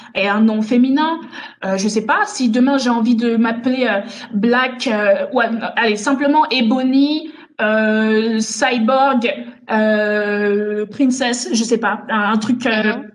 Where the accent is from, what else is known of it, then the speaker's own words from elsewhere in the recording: France; also born or lived in Togo / Benin / Germany; je suis née au Togo, j'ai vécu un petit peu au Bénin et puis après j'ai grandi en France